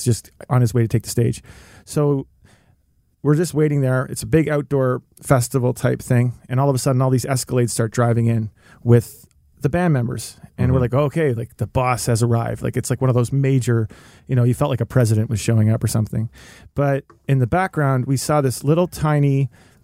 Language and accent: English; Antigonish, Nova Scotia, Canada; moved away as an adult; also born or lived in Ontario; from Antigonish, Nova Scotia.